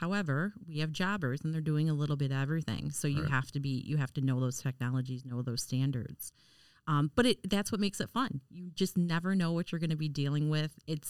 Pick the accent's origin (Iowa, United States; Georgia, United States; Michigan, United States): Michigan, United States; Detroit; I come from Detroit